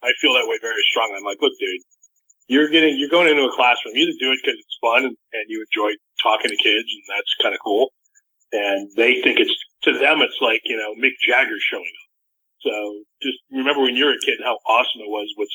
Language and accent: English; New Hampshire, United States; I'm from New Hampshire